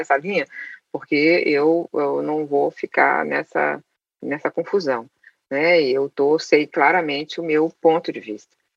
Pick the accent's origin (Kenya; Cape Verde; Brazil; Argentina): Brazil; Caratinga, Minas Gerais; Eu nasci em Caratinga, é uma cidade interior de Minas Gerais, sem biblioteca, sem livraria. A única biblioteca que existia era é do colégio onde eu estudava